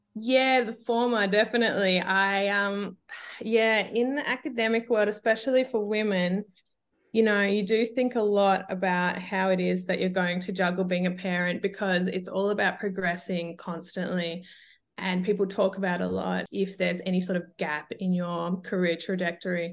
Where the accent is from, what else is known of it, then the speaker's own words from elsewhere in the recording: Australia; accent: Australian; moved away as an adult; now in Europe; I'm originally Australian, as you can hear from my voice.